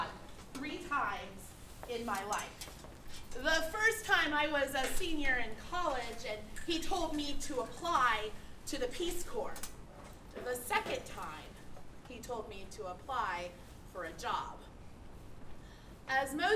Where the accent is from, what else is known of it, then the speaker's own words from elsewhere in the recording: Texas, United States; moved away as an adult; also born or lived in Philadelphia, Pennsylvania / Fort Sill, Oklahoma; I'm from Texas, and this move meant that for the first time in 13 years, I was within a 3-hour drive of my family